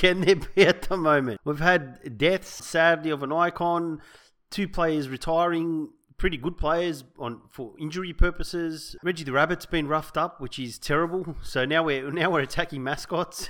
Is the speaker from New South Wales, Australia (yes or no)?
yes; Sydney, New South Wales, Australia; We grew up in the South Sydney area